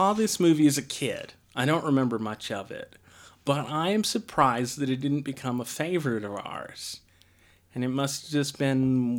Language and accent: English; Deming, New Mexico, United States; Yeah, Deming specifically.